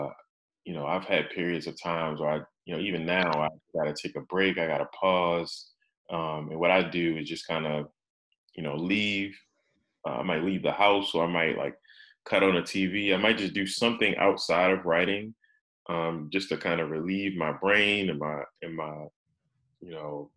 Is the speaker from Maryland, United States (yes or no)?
yes; Baltimore, Maryland, United States; my hometown of Baltimore